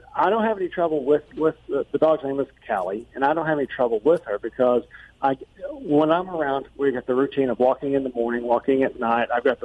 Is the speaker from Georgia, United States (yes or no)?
no; Nashville, Tennessee, United States; I am calling from Nashville, Tennessee.